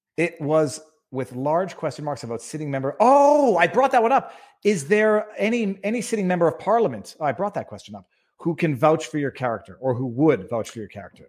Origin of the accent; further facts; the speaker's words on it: Canada; I'm Canadian people, but I am in Florida